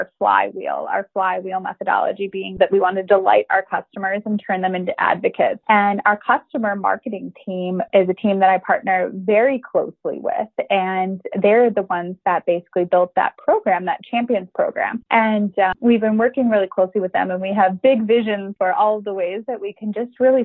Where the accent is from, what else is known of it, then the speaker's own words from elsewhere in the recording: Chicago, Illinois, United States; moved away as an adult; now in Dublin, Ireland; I'm originally from Chicago, a Chicago girl